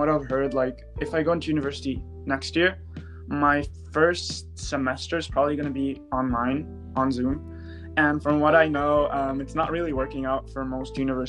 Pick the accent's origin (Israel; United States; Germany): Israel; now in Vancouver, Canada; And I study in Vancouver, Canada. I'm originally from Israel, but I'm currently in high school here.